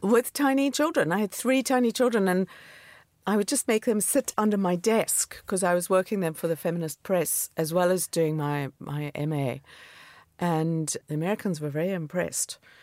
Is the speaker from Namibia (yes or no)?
yes; Namibia; moved away as an adult; also born or lived in Cape Town, South Africa / New York, United States; now in London, United Kingdom; growing up in Namibia, which is desert and semi-desert